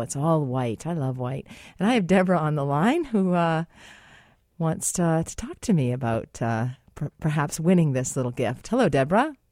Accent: United States; now in Canada; I'm American

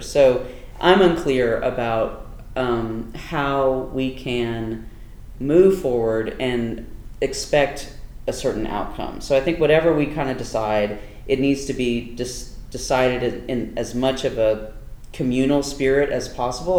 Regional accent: Durham, North Carolina, United States; an indigenous person growing up in North Carolina, um, in Durham

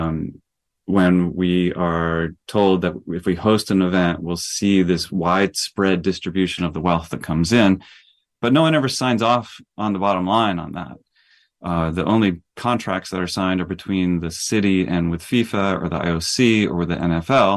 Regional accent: Texas, United States; also born or lived in Brazil; I grew up in Texas

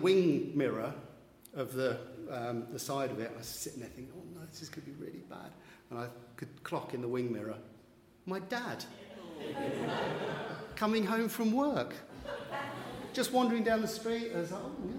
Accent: London, United Kingdom; growing up in East London, Essex borders, in Redbridge

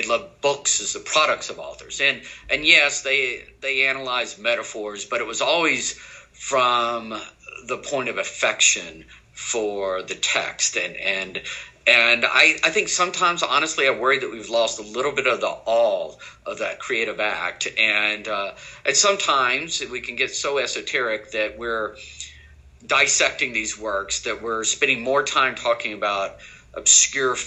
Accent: Mississippi, United States; moved away; I grew up in Mississippi, a small town outside of Jackson, the capital

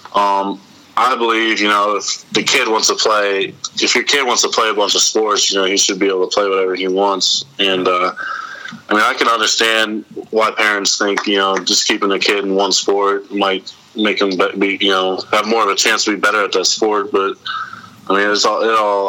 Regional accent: Reynoldsville, Pennsylvania, United States; also born or lived in DuBois, Pennsylvania; I grew up in uh, Reynoldsville

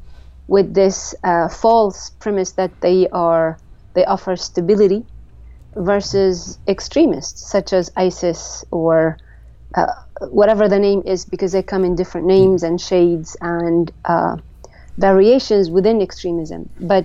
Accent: Jordan; I am from Jordan, yes.

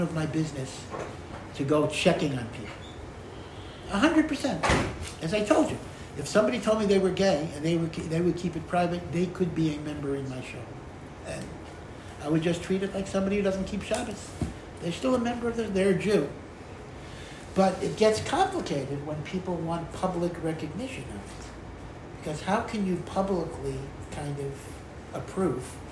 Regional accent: Hartford, Connecticut, United States; I grew up in Hartford, Connecticut

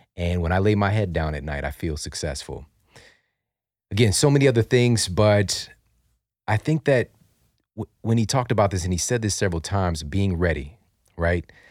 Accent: St. Louis, Missouri, United States; growing up in Saint Louis

